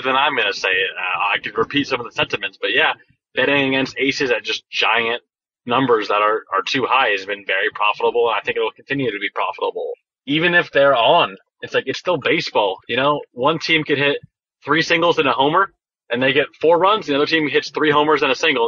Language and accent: English; Thousand Oaks, California, United States; my hometown, Christian's hometown of uh, the Thousand Oaks Westlake area